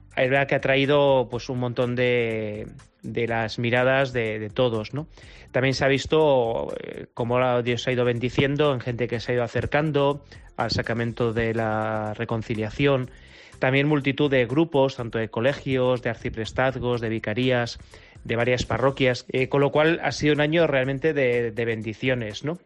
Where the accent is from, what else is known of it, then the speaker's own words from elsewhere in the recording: Madrid, Community of Madrid, Spain; Yo como madrileño de pro y de cuatro caminos